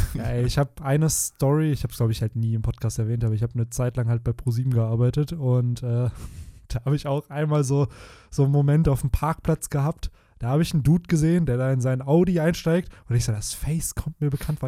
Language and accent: German; Bielefeld, North Rhine-Westphalia, Germany; hier bei uns in Bielefeld betrachtet, so voll viele Orte, wo ich als Kind gespielt habe